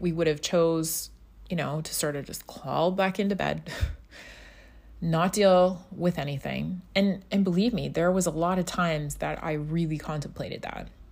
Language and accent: English; Scotland, United Kingdom; moved away; also born or lived in North America; back home where I grew up in Scotland.